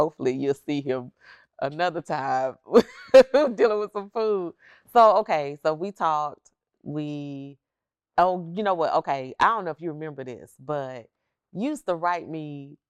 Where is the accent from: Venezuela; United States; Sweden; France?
United States; Alabama; Yeah, because I came from Alabama, so I was waiting to get shipped off to go to the military.